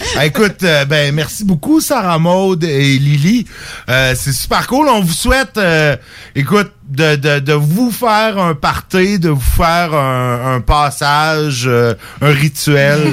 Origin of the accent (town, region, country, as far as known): Saint-Jérôme, Quebec, Canada; born or raised there; now in Quebec City, Canada